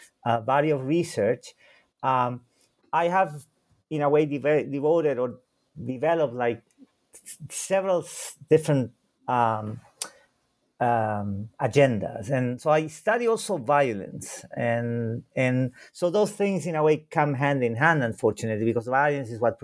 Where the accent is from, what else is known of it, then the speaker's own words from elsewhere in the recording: Santiago, Santiago Metropolitan Region, Chile; first language Spanish and German; English is a second language; now in Chicago, United States; I was born in Santiago de Chile